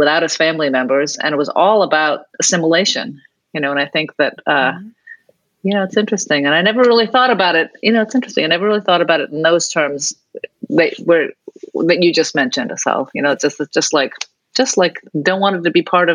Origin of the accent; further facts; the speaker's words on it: East Coast, United States; I grew up on the East Coast.